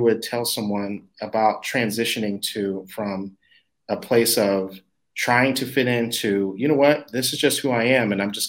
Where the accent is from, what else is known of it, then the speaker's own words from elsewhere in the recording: Texas, United States; now in Dallas, United States; I grew up in Texas I'm in Dallas now, but I've been all over the place.